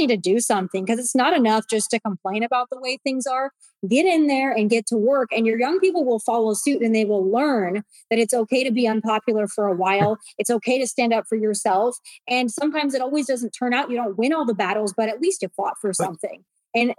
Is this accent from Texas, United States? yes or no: no; South Dakota, United States; I'm from South Dakota. And growing up, nobody really cared about us